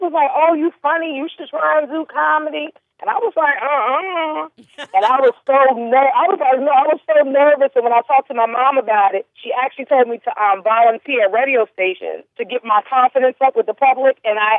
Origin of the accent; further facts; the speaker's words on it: North New Jersey, United States; I'm an American girl from North New Jersey.